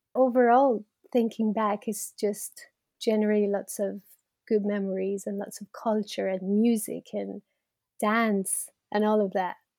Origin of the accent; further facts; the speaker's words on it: Iran; moved away as an adult; now in United Kingdom; I'm from Iran, and I was born into Iran in the eighties